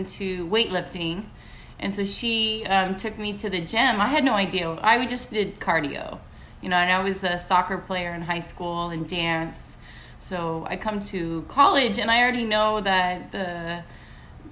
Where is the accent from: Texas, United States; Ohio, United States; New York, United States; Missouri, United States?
Texas, United States; moved away as an adult; now in Miami, United States; I'm from Texas